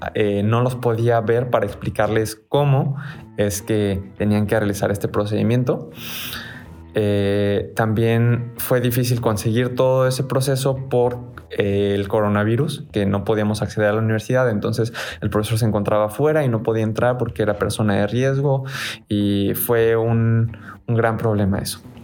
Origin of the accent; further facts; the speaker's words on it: Mexico; somos de México